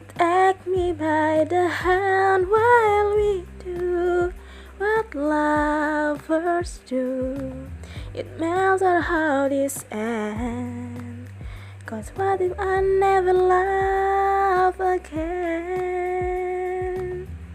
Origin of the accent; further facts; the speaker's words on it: Lupak, Central Kalimantan, Indonesia; I was born in Lupak, Middle Borneo, May 5th, 2000.